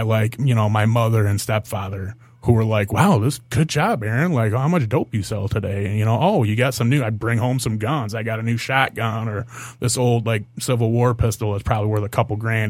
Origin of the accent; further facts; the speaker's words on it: Monroe County, Michigan, United States; also born or lived in Toledo, Ohio; I was growing up in Monroe County